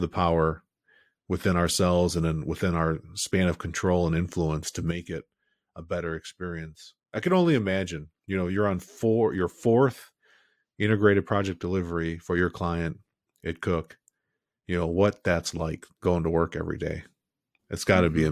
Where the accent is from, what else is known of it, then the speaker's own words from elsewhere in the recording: Chicago, Illinois, United States; moved away as an adult; also born or lived in California; I grew up in Chicago, building for there half my career, and then the other half California